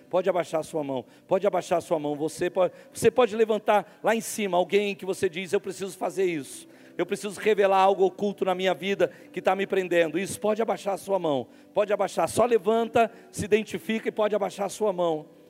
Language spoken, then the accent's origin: Portuguese; interior of Rio de Janeiro, Brazil; nós somos do interior do Rio de Janeiro, se você conhece o, o interiorzão do Rio de Janeiro